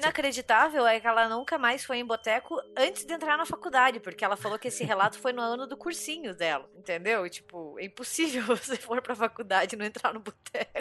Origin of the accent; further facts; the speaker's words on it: Curitiba, Paraná, Brazil; Eu nasci e cresci em Curitiba